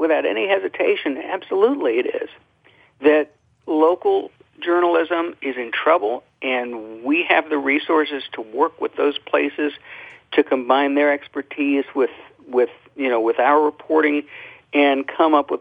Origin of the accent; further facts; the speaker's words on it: Gulf Coast, United States; I grew up on the Gulf Coast. I grew up with hurricanes